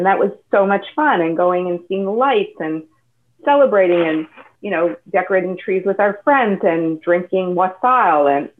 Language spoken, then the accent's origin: English; Newton, Massachusetts, United States; now in Dallas, United States; I grew up in Newton, Massachusetts. I went to a high school, a public high school that was 90% Jewish.